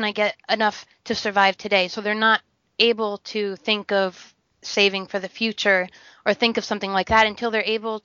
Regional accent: United States; moved away; also born or lived in South Sudan; as an American or as someone who's westernized

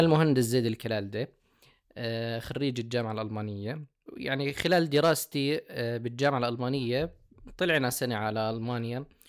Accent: Jordan; also born or lived in Germany; أستقر هنا في بلدي

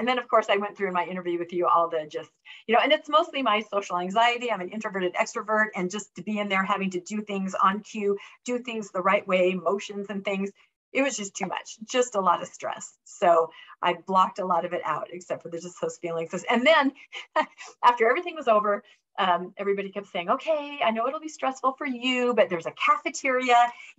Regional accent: Washington, United States; because I grew up in Washington State.

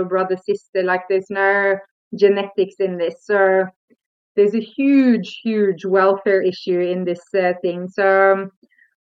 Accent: Norway; moved away as an adult; now in South Africa; I come from Norway

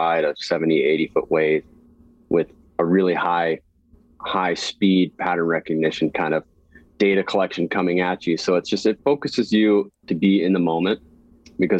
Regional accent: Santa Cruz, California, United States; I was born and raised in Santa Cruz, California

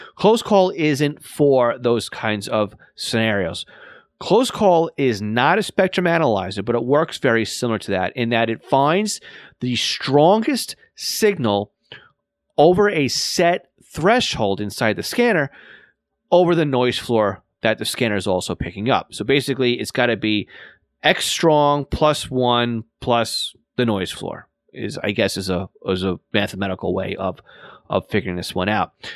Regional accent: New York and Long Island, United States; accent: New York and Long Island; my New York and Long Island accent

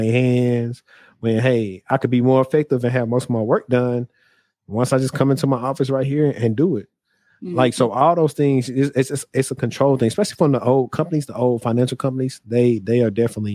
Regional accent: Shreveport, Louisiana, United States; moved away; also born or lived in Dallas, Texas; my hometown of Shreveport

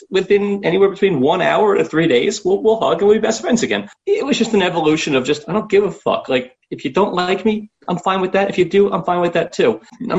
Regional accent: New York, United States; I'm born and raised in New York.

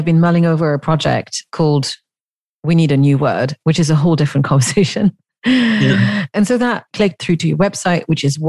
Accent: Switzerland; you gave in Zurich, in my home country, though I'm in Geneva.

